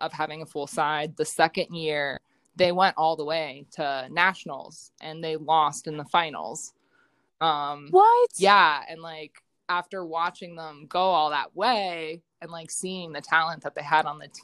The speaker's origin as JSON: {"language": "English", "town": "Medina", "region": "Ohio", "country": "United States", "tie": "born or raised there", "also_born_or_lived": "Colorado", "moved": "as an adult", "said": "I'm from Northeast Ohio. So Medina area I played for Highland"}